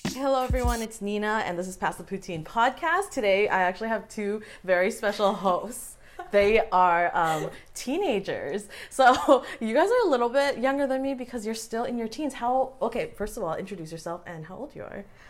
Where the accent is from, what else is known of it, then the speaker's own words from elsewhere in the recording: Canada; parents are born in Asia. I was born here.